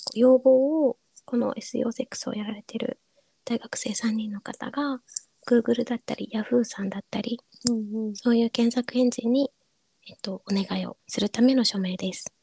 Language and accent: Japanese; Kyushu, Japan; moved away; 自分の地元は九州なんですけれども